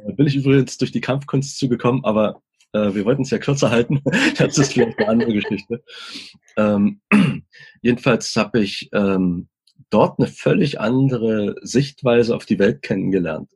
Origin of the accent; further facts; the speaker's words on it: East Germany, Germany; ich komme aus dem Osten